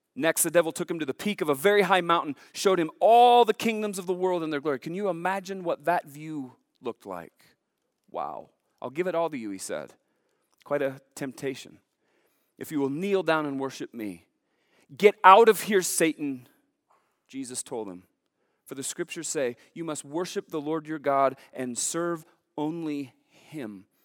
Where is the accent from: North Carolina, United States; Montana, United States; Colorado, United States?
Montana, United States; Billings; Growing up in Billings